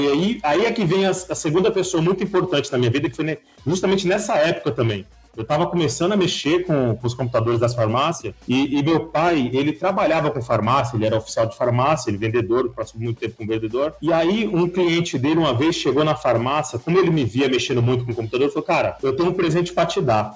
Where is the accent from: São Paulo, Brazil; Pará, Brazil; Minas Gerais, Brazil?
São Paulo, Brazil; also born or lived in Vitória da Conquista, Bahia; eu sou de São Paulo, só que é, eu morei, deixa eu ver, seis anos na Bahia, em Vitória da Conquista